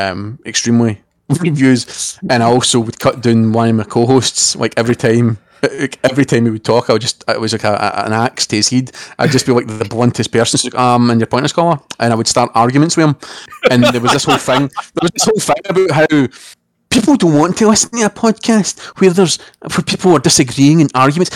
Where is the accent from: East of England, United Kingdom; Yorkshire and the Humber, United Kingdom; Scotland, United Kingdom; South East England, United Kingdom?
Scotland, United Kingdom